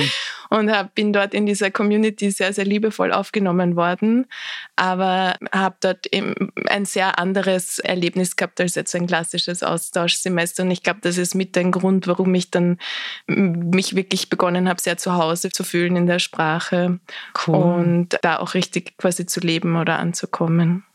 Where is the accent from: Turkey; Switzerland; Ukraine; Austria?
Austria; ich bin sehr behütet am Land in Österreich aufgewachsen